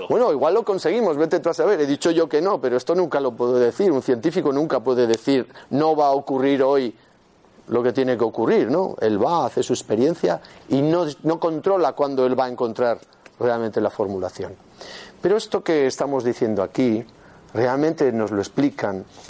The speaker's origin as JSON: {"language": "Spanish", "town": "Huesca", "region": "Aragon", "country": "Spain", "said": "soy de Huesca"}